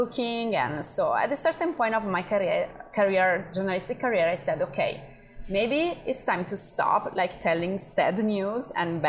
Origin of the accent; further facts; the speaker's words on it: Bergamo, Lombardy, Italy; English is a second language; moved away as an adult; now in United States; I'm from Bergamo, so I lived like 30 miles from Milan